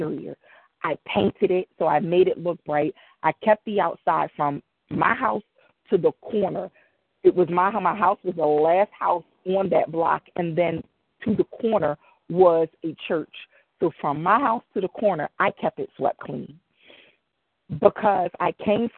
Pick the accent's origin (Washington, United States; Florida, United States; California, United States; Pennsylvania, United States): Pennsylvania, United States; Philadelphia; I grew up in Mount Airy, and I'm back in Mount Airy